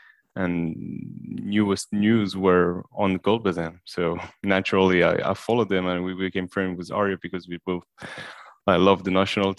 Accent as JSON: {"language": "English", "town": "Paris", "region": "Île-de-France", "country": "France", "said": "I'm from Paris"}